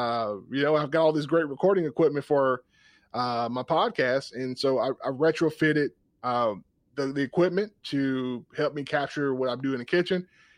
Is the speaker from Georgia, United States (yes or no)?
yes; Georgia, United States; I grew up in South Georgia, and I could get a great meal.